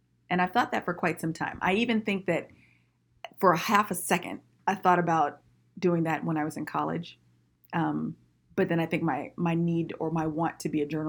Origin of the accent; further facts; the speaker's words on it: Vallejo, California, United States; moved away as an adult; now in Sacramento, United States; I actually grew up in the Bay Area. I'm from Vallejo